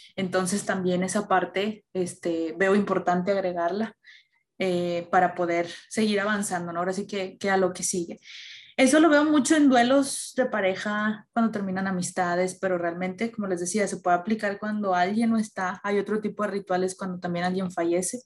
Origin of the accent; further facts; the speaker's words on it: Mexico; Como mexicanos tenemos las calaveritas y todo eso